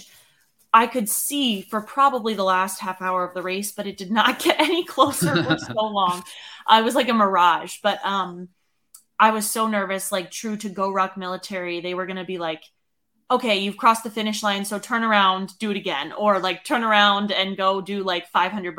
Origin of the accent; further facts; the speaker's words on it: Northeast, United States; now in Colorado, United States; even growing up in the Northeast